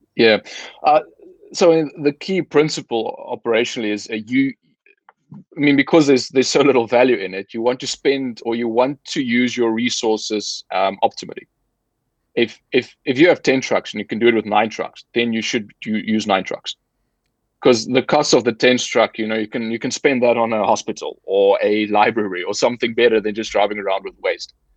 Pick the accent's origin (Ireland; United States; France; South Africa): South Africa; moved away; I'm formerly from South Africa. Uh, so grew up there, studied there